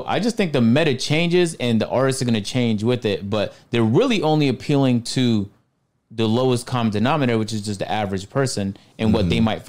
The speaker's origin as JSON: {"language": "English", "country": "Canada", "said": "I'm from Canada"}